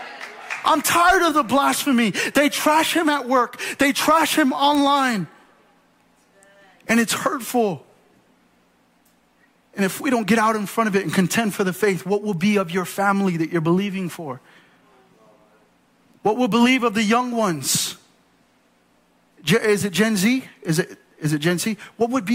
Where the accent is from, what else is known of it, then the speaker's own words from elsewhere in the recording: United States; I'm American through and through